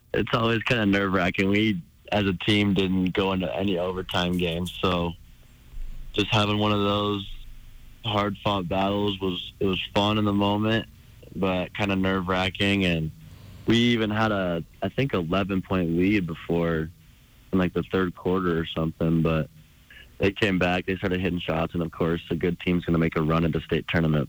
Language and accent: English; Helena, Montana, United States; staying in my hometown, being around my family and all the Bruins supporters